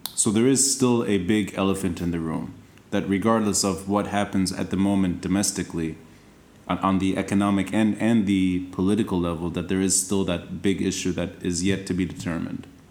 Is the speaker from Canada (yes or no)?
no; Tripoli, North Governorate, Lebanon; And we, we're both from Tripoli